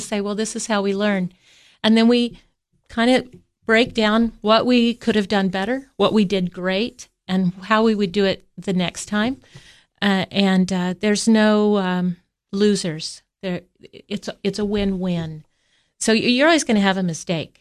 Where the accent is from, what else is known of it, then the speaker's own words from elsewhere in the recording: Kansas, United States; now in Tennessee, United States; I grew up in Kansas